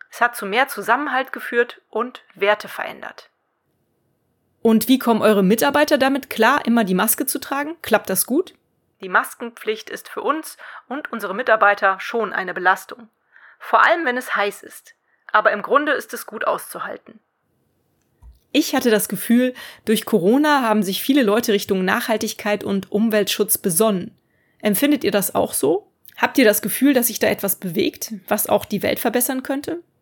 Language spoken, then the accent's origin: German; Cologne, North Rhine-Westphalia, Germany; Die beiden sind die Geschäftsführerinnen zweier Unverpacktläden hier in meiner Heimatstadt Köln.